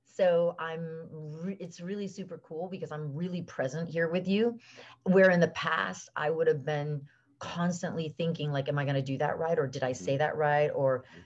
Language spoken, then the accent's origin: English; South Florida, United States; also born or lived in Venezuela; we moved back from South America, from Venezuela, and I grew up in South Florida